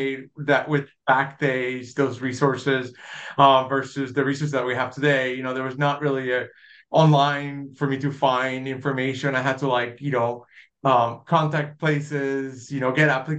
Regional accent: Dorado, Puerto Rico; moved away as an adult; also born or lived in Pennsylvania / New York City; now in Kansas City, United States; I was born and raised in Puerto Rico. I grew up in a small town, Dorado.

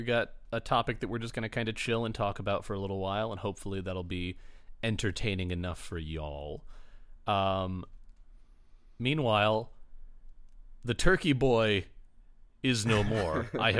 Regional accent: Michigan, United States; now in Chicago, United States; there were three or four tree farms within an easy drive of the town I grew up in Michigan. And now I live in Chicago

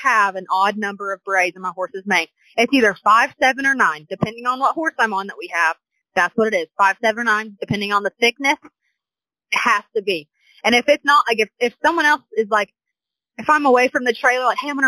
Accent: Southwest Missouri, United States; moved away as an adult; now in Oklahoma, United States; I'm originally from Southwest Missouri

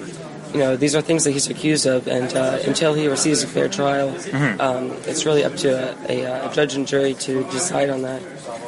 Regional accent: Raleigh, North Carolina, United States; moved away as an adult; I'm from Raleigh, North Carolina.

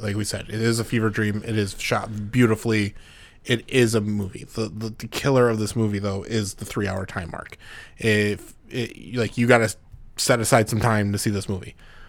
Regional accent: Mexico; English is a second language; I'm from Mexico. Sorry about my English.

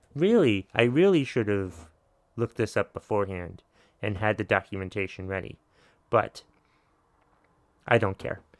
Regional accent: United States; I'm American

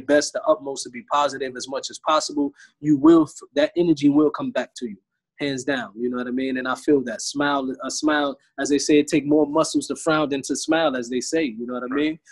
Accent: United States; moved away

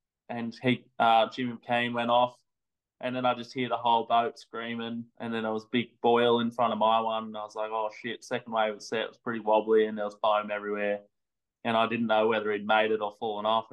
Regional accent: Sydney, New South Wales, Australia; I've grown up North Narrabeen, Sydney, pretty epic spot

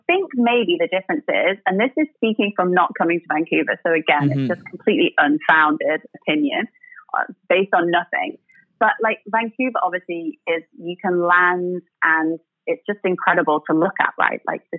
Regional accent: England, United Kingdom; It's funny because, as you may have guessed, I'm from England.

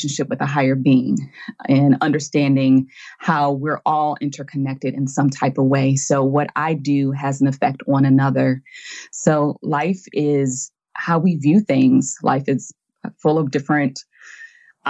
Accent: United States; I'm from the United States

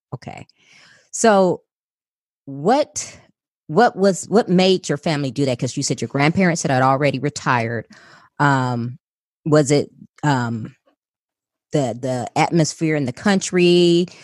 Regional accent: Chicago, Illinois, United States; I was born and raised in Chicago by a single mother

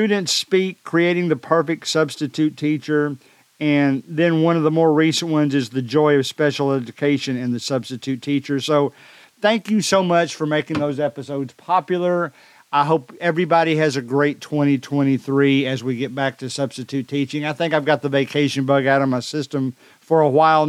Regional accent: Decatur, Alabama, United States; my hometown is the most popular. I guess that stands to reason because I know more people in this town. Decatur, Alabama

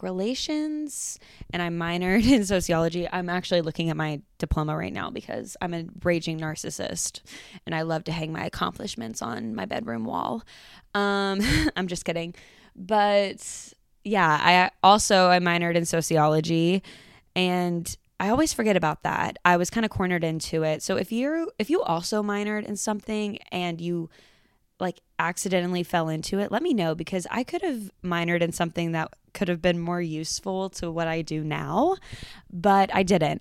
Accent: Georgetown, Texas, United States; also born or lived in Denton, Texas; I was born and raised in Georgetown, Texas

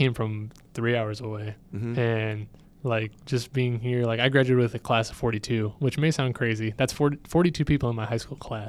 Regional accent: Weslaco, Texas, United States; now in Ohio, United States; And I am originally born in Texas. I miss Texas.

